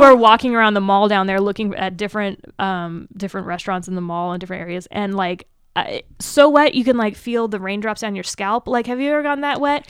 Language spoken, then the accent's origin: English; Seattle, Washington, United States; moved away; I'm from the Seattle area